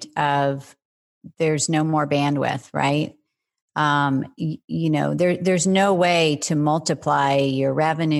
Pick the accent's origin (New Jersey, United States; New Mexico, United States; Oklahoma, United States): Oklahoma, United States; I grew up in the Midwest in Oklahoma